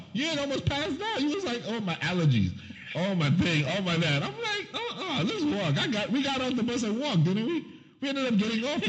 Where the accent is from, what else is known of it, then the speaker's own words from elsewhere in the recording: New York, United States; also born or lived in Bermuda / Alabama; Growing up in New York and Bermuda and Alabama